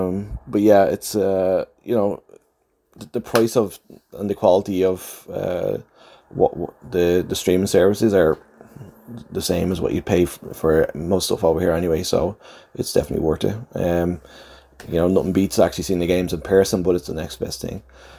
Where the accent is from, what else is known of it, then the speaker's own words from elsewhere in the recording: Coolock, Leinster, Ireland; moved away as an adult; now in Halifax, Canada; I live in Halifax, Nova Scotia. I'm originally from Coolock. I left Ireland in 2010.